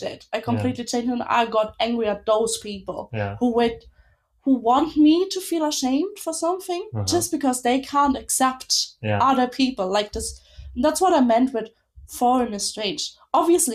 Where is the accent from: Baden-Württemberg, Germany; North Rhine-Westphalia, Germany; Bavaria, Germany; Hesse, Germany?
Bavaria, Germany; Munich; now in Berlin, Germany; I grew up in Munich